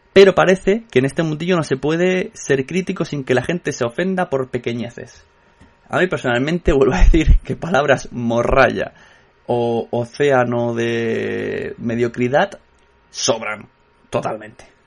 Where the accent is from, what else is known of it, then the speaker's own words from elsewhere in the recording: Catalonia, Spain; soy catalán